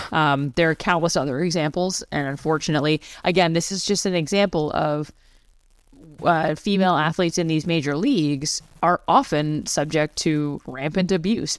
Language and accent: English; Canada; I'm a Canadian